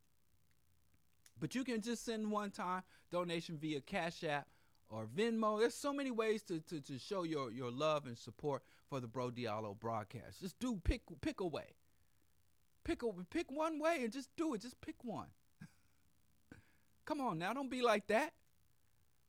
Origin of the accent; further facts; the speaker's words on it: Missouri, United States; I was born and raised in Missouri